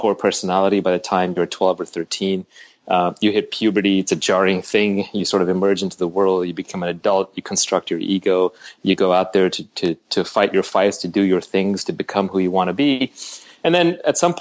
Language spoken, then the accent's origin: English; New York, United States; also born or lived in Delhi, India; here we landed in, Queens, New York. We grew up in Queens Village and Jamaica, Kew Gardens. We moved around a lot